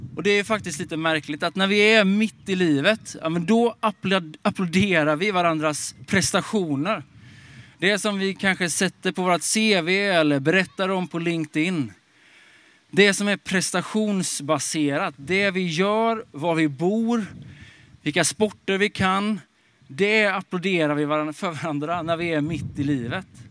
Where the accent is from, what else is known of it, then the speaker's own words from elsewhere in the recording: Småland, Sweden; moved away as an adult; also born or lived in Stockholm; now in Sollentuna, Sweden; Jag kommer från Småland, eh, uppväxt i skogen på en bondgård